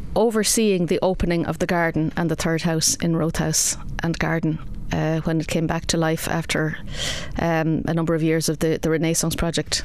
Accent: Kilkenny, County Kilkenny, Ireland; also born or lived in Wexford Town / Clonmel / Bennettsbridge; I was actually born in Wexford Town. Uh, something not a lot of people know about me, uh, but I was born in Wexford Town. Uh, we moved to Kilkenny in 1971

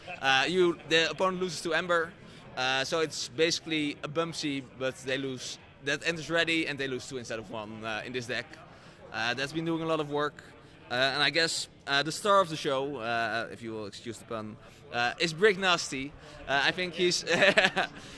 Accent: Netherlands; I'm from the Netherlands.

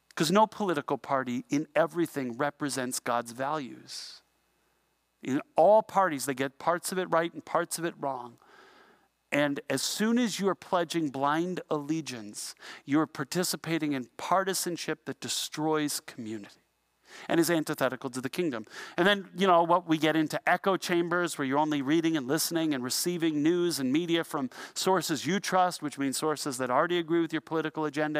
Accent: Ontario, Canada; we're from Canada

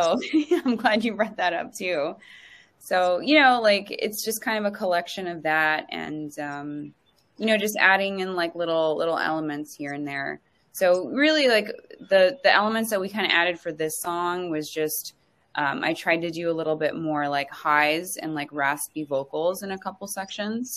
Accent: Los Angeles, California, United States; moved away as an adult; also born or lived in New York; I was born in West LA, grew up by Venice and lived in NorCal for a little bit too.

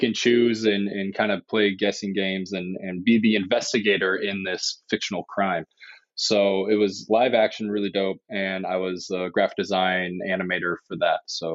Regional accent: Indiana, United States; now in Los Angeles, United States; I grew up in Indiana as an only child

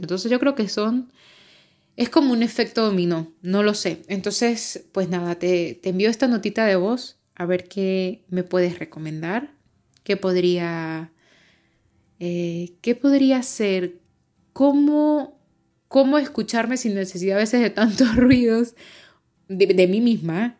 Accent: Venezuela; moved away as an adult; now in Madrid, Spain; soy venezolana

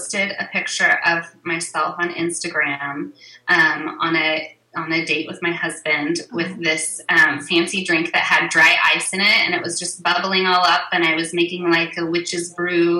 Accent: Oklahoma, United States; moved away as an adult; also born or lived in Kansas; I grew up in Oklahoma and back here now

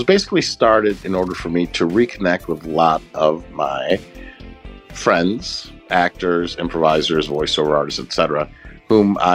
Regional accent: Chicago, Illinois, United States; I'm originally from Chicago, where we don't got an accent

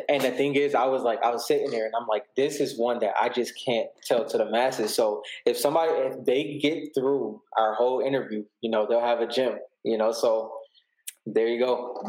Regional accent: Buffalo, New York, United States; I'm from Buffalo, New York

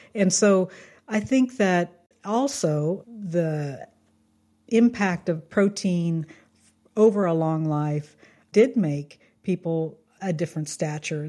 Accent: Kansas, United States; I grew up in Kansas

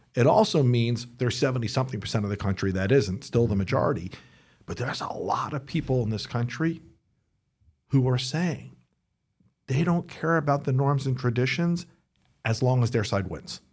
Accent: United States; I'm an American

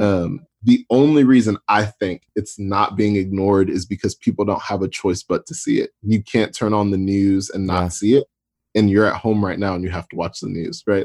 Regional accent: Atlanta, Georgia, United States; I grew up in Atlanta

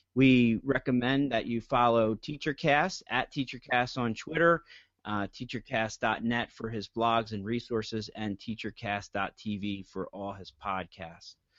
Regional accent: New Jersey, United States; I'm from New Jersey

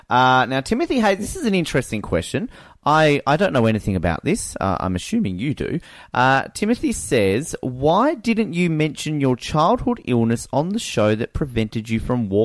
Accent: Australia; But I'm Australian.

